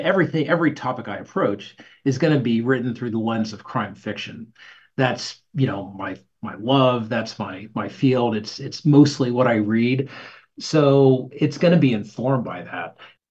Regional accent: Arizona, United States; So I grew up in Arizona, and going back home is the best.

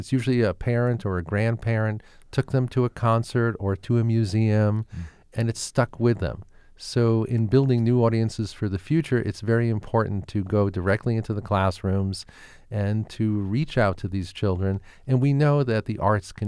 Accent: New York City, New York, United States; now in Scottsdale, United States; I grew up in Brooklyn, New York, and in fifth grade, I was sort of the last of a generation in New York to get music in the schools.

